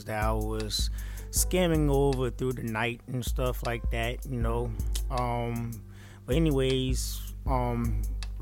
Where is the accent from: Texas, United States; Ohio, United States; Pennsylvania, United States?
Texas, United States; Houston; I am living in Houston and stuff like that, you know what I'm saying, I'm from Houston